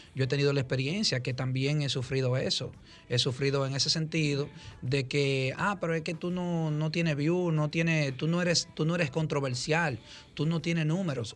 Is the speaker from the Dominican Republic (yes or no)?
yes; Dominican Republic; somos como dominicanos